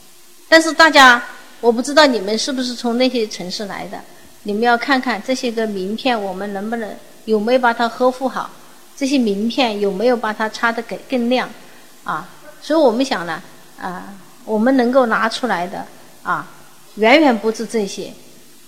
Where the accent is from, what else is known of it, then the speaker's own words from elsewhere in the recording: Guangdong, China; 我们广东人要心中有数的一个家底，就在这个珠江三角洲这么小小的一个地方